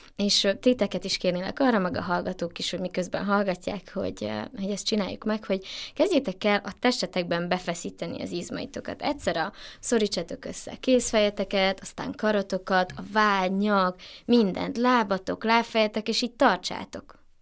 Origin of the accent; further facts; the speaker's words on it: Transylvania, Romania; moved away; erdélyi vagyok